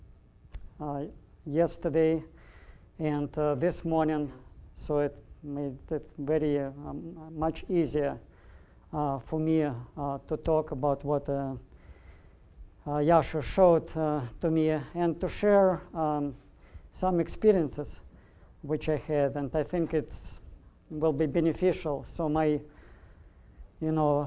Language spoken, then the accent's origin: English; Russia; moved away as an adult; now in United States; born and raised in Russia and living in the United States. So half of my life, about 32 years, I lived in Soviet Russia